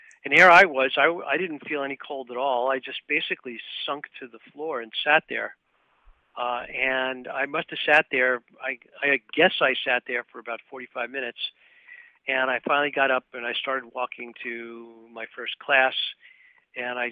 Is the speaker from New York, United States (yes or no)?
yes; New York City, New York, United States; I was born in Brooklyn, New York, and I was raised in what I would call a middle-class family environment